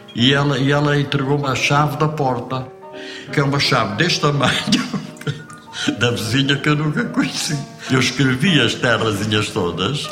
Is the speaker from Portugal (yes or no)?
yes; Almada, Setúbal, Portugal; moved away as an adult; also born or lived in Chão das Servas, Vila Velha de Ródão, Portugal; now in Paris, France; Eu cresci no Monte da Caparica, que ali junto à, à, costa da Caparica.